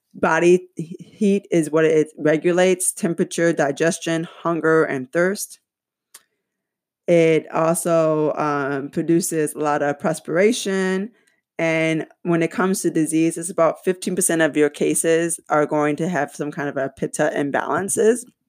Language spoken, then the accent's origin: English; Michigan, United States; my home state, Michigan